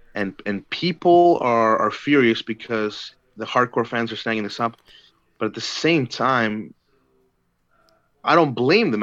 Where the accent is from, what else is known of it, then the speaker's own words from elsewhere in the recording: Edmonton, Alberta, Canada; moved away; Edmonton. Uh, you know, being my hometown